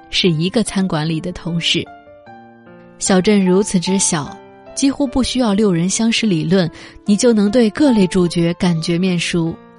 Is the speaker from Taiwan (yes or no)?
no; China; 身为一个中国人很自豪